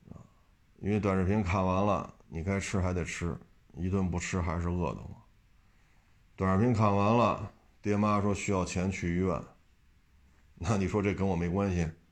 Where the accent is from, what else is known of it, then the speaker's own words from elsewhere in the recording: China; 我们中国人不能说就必须啊不许吃鱼、虾、螃蟹